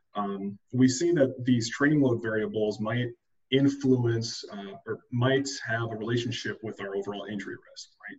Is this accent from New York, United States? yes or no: no; Minnesota, United States; moved away as an adult; also born or lived in Chapel Hill, North Carolina; I'm originally from Minnesota.